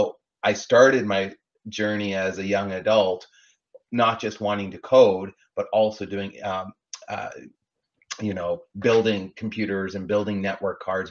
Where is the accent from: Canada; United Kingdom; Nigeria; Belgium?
Canada; now in Los Angeles, United States; I was born and raised in Canada, like you mentioned, grew up playing hockey.